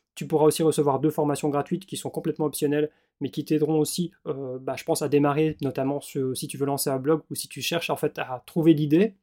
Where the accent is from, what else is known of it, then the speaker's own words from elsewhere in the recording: Belgium; moved away; also born or lived in Australia; je suis belge